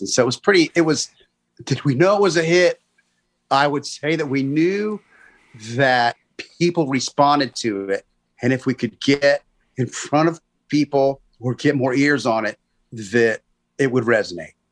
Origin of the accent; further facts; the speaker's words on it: Gainesville, Florida, United States; I grew up in Gainesville, so I didn't just come in for college